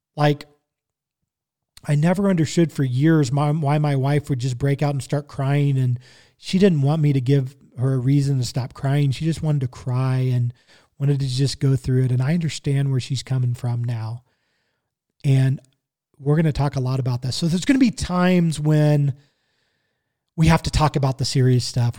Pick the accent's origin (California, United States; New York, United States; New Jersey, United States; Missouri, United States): Missouri, United States; Kansas City; growing up in Kansas City